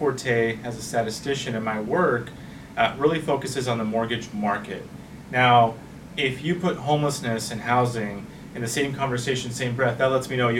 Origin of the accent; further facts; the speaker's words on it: Norwalk, California, United States; also born or lived in Los Angeles; I was born in Los Angeles. I grew up in not too far from here in Norwalk, from Rosecrans. And went through K-12 of the Norwalk Lombard Unified School District.